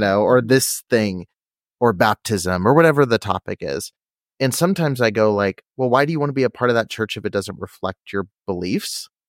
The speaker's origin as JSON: {"language": "English", "region": "California", "country": "United States", "said": "I'm from California"}